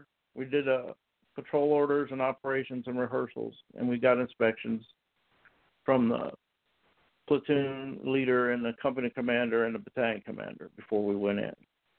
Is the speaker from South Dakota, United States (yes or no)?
no; Los Angeles, California, United States; I grew up in North Hollywood, California, and went to North Hollywood High School, where I played football and graduated in 1978